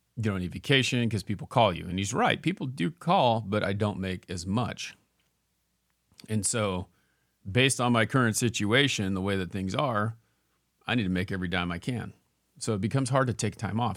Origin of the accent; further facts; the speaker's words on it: Ontario, Oregon, United States; moved away; I grew up in Ontario